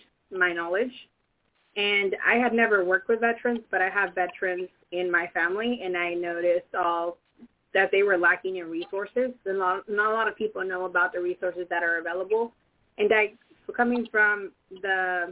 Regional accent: Salinas, California, United States; I was born and raised in Salinas

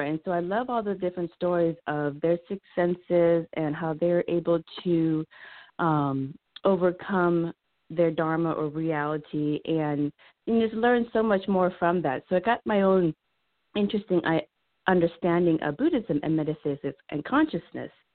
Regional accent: Laos; I'm Laotian

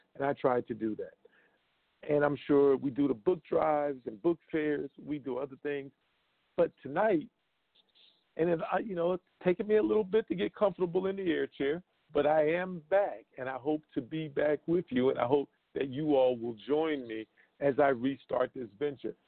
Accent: Brunswick County, North Carolina, United States; moved away; It's the county adjoining the county where I'm from. I'm from Brunswick County

